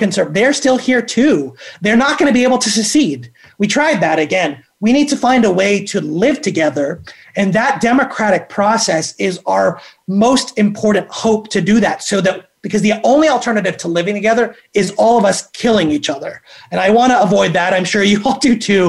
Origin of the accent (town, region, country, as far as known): Atlanta, Georgia, United States; born or raised there; also born or lived in Philippines / Washington, District of Columbia, United States / New York / Connecticut